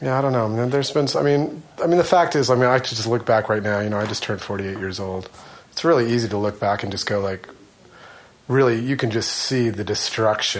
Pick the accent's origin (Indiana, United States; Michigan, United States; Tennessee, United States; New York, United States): Michigan, United States; born or raised there; moved away; also born or lived in Dayton, Ohio